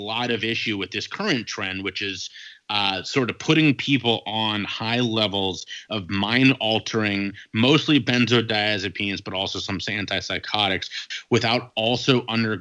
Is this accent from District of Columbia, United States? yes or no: no; Cincinnati, Ohio, United States; also born or lived in Dayton, Ohio; Moved from there back to my hometown of Cincinnati, Ohio